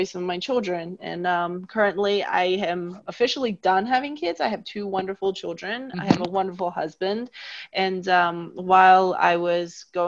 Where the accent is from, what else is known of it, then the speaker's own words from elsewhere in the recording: D.C., District of Columbia, United States; moved away as an adult; also born or lived in China / New York; now in Germany; I was raised near Washington, D.C.